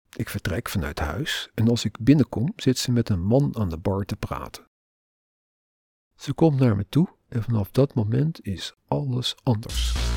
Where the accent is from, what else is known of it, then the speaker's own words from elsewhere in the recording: Netherlands; als Nederlander met burgerrechten